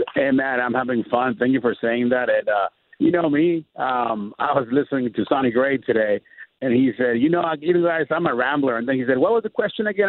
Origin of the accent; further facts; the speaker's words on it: Tijuana, Baja California, Mexico; I'm actually in Tijuana, Mexico, my hometown